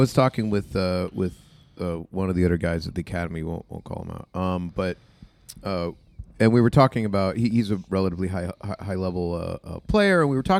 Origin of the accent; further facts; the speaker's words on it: New Hampshire, United States; we come from New Hampshire